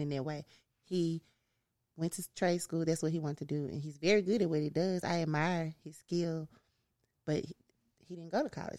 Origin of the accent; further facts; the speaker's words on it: Memphis, Tennessee, United States; also born or lived in Los Angeles; I am from North Memphis